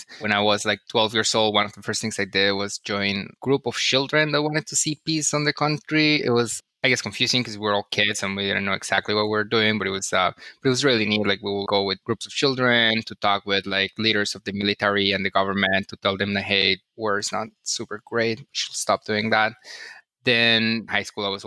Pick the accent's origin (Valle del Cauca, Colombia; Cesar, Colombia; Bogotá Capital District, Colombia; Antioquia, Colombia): Valle del Cauca, Colombia; Cali; moved away as an adult; also born or lived in San Francisco; now in New York, United States; I grew up in Colombia, in South America, in a city called Cali